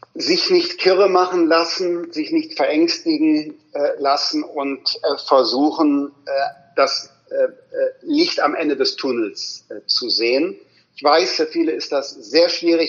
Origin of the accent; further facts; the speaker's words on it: Rhineland, Germany; ich bin ja Rheinländer